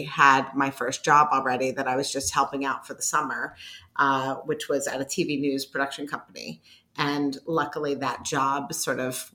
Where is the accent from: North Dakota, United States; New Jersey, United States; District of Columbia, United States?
District of Columbia, United States; Washington; moved away as an adult; also born or lived in Syracuse, New York; I grew up in the Washington, D.C. area